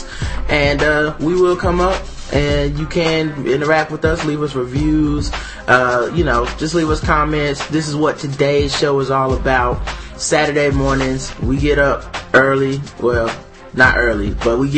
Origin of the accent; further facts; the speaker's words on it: the South, United States; I'm from the South. That's how you pronounce it.